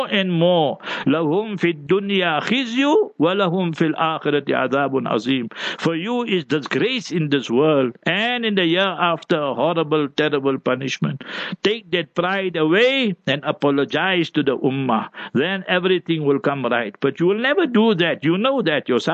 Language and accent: English; South Africa; English is a second language; I grew up in a township, in a location. I was born there.